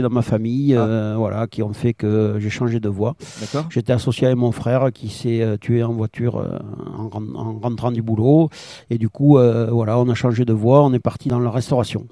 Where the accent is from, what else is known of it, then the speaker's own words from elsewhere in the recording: Cap Ferret, Nouvelle-Aquitaine, France; Je suis né au Cap Ferré euh, en 65